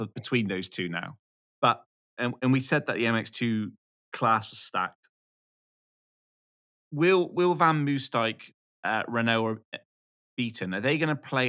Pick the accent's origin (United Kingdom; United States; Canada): United Kingdom; we're British